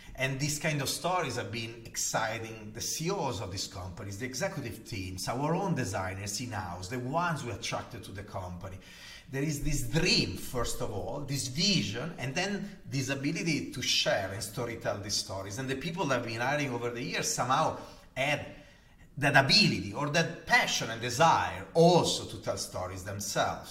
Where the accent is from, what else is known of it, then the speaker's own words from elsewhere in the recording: Gallarate, Lombardy, Italy; accent: Italian; English is a second language; moved away; am Italian, as you can hear from my heavy accent. Uh, and I was born 47 years ago in, the, in a town called Gallarate in the north of Italy, close to Milan